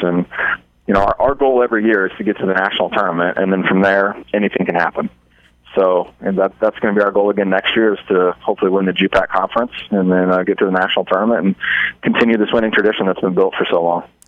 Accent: Omaha, Nebraska, United States; also born or lived in Hastings, Nebraska; I'm from Omaha, Nebraska

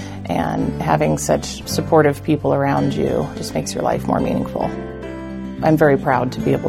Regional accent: Hastings, Nebraska, United States; I'm from Hastings, Nebraska. I've been here several generations.

